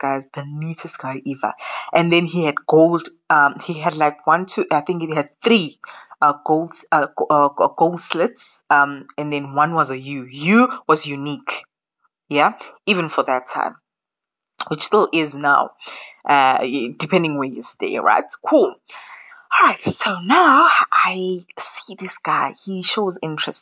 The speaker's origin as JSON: {"language": "English", "area": "Ekuvukeni", "region": "KwaZulu-Natal", "country": "South Africa", "also_born_or_lived": "KwaMashu", "said": "I am from Ekuvukeni. So there is Ekuvukeni, which is next to Polyclinic"}